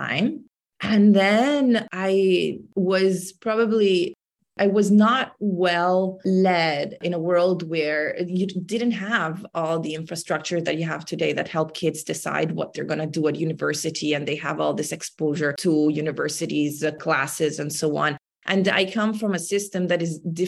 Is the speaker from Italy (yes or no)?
yes; Milan, Lombardy, Italy; moved away as an adult; now in Bay Area, United States; I was based in Milan. I grew up in Italy and I am now based in the United States in the Bay Area.